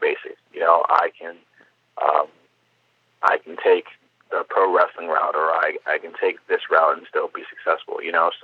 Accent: Cleveland, Ohio, United States; growing up in Cleveland

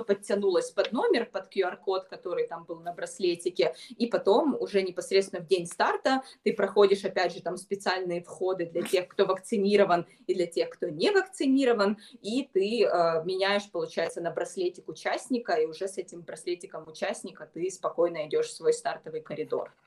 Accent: Ukraine; я бегун из Украины

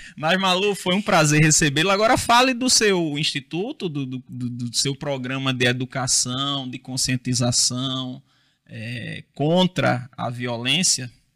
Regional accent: Rio Tinto, Paraíba, Brazil; lá na minha cidade, lá em Rio Tinto

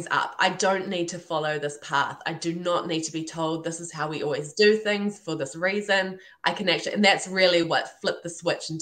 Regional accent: New Zealand; also born or lived in Ireland; this Kiwi girl

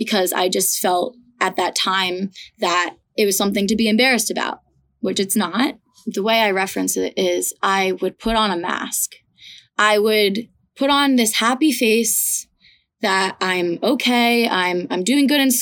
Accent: Ridgefield, Connecticut, United States; I am from Ridgefield, Connecticut.

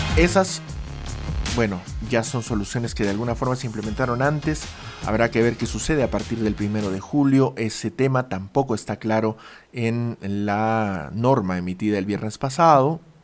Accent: Peru; somos solamente peruanos adultos entre los 18 y los 64 eh, años

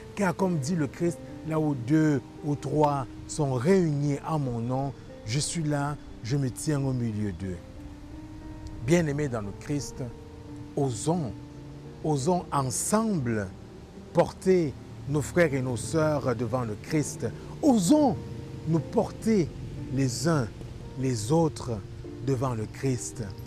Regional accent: Quebec, Canada; en tant que Québécois

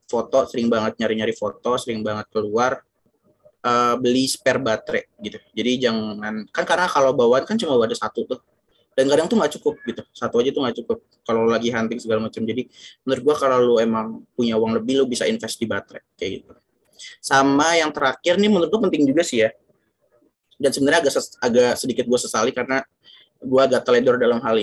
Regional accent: Yogyakarta, Special Region of Yogyakarta, Indonesia; now in Jakarta, Indonesia; gue pernah berbulan-bulan gitu di gue bawa ke kampung gue di Jogja di sana tempatnya lembab

